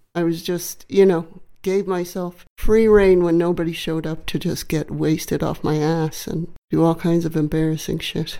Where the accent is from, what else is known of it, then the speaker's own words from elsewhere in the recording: Macomb, Illinois, United States; A little town called Macomb, Illinois. It's about four hours southwest of Chicago.